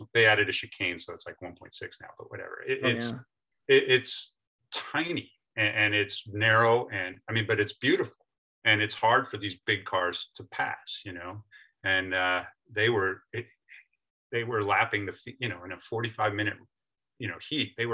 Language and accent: English; near Lime Rock Park, Connecticut, United States; I grew up near Lime Rock Park